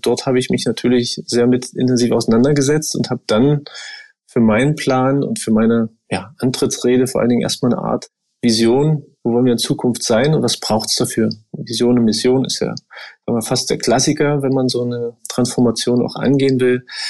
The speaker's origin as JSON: {"language": "German", "region": "Brandenburg", "country": "Germany", "tie": "born or raised there", "moved": "as an adult", "lives_now": "Dresden, Germany", "said": "Ich bin ja in Brandenburg groß geworden, dort hat man 13 Jahre Schule."}